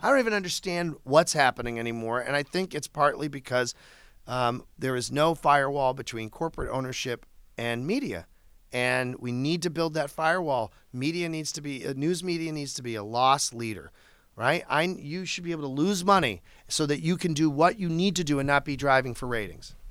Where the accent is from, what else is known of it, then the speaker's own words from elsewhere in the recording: Chelsea, Massachusetts, United States; I'm from Chelsea, Massachusetts.